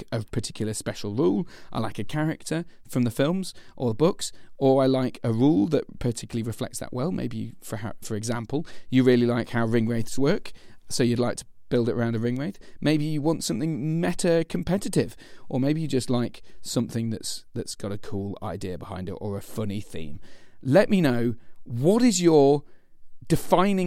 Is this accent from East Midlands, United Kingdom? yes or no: yes; Lincoln, East Midlands, United Kingdom; I'm from Lincoln